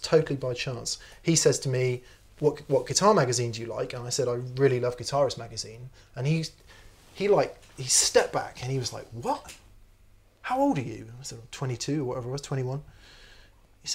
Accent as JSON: {"language": "English", "town": "Yeovil", "region": "South West England", "country": "United Kingdom", "tie": "born or raised there", "moved": "as an adult", "said": "I needed to get out of my hometown because I lived in a small town called Yeovil in Somerset, or at least near there"}